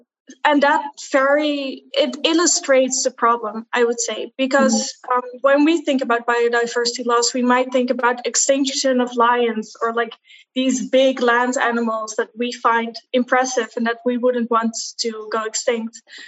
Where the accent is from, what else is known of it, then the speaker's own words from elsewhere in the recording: Netherlands; I'm from the Netherlands.